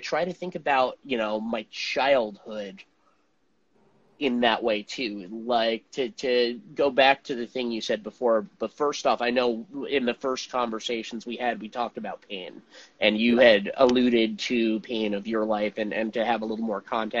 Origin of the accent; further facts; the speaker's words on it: Montclair, New Jersey, United States; where I grew up in New Jersey, which is a suburb called Montclair.